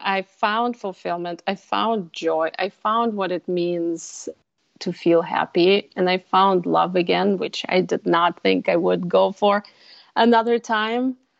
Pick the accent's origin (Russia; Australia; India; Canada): Russia; now in Minnesota, United States; I'm originally from Russia. I spent half of my life, my first part of my life in Russia, and half here in Minnesota.